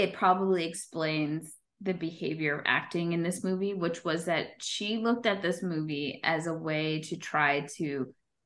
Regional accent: New York, United States; as a New Yorker

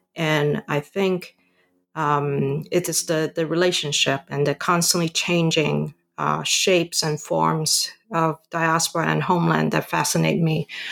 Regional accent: Hong Kong; also born or lived in Canada; now in United States; I was born and raised in Hong Kong.

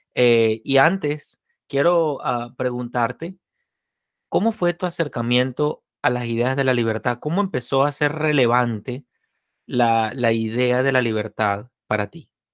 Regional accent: Venezuela; moved away; la conozco de mi tierra natal

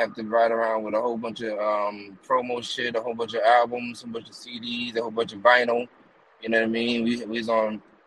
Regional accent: East Coast, United States; I'm originally from the East Coast

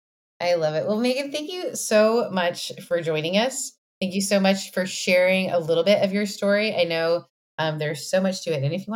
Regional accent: Canada; I come from a very high consent driven background as a Canadian, like that. We were learning consent when I was in middle school.

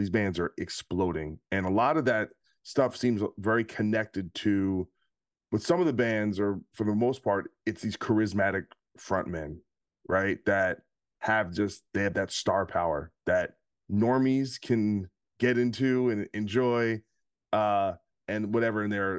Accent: New Jersey, United States; I'm from Jersey.

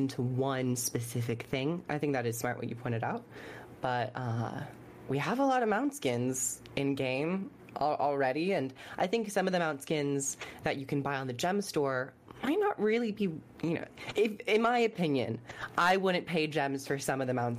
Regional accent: United Kingdom; I'm British

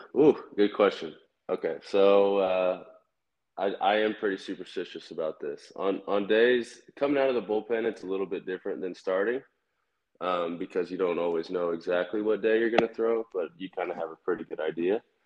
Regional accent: Kansas City, United States; I'm from Kansas City. So my favorite team uh, was definitely the Royals

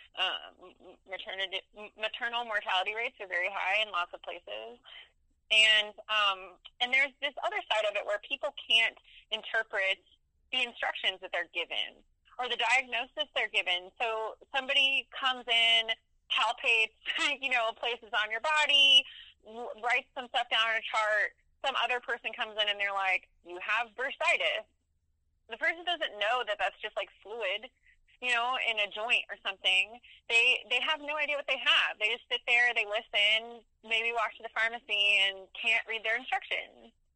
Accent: Tennessee, United States; accent: southern; I'm from Tennessee

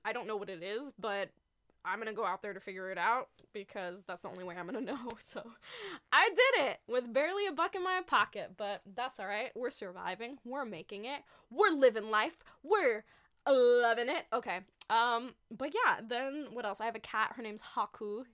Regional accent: New York, United States; moved away as an adult; now in Los Angeles, United States; I'm not in New York. I'm in L A now, but I'm originally from New York.

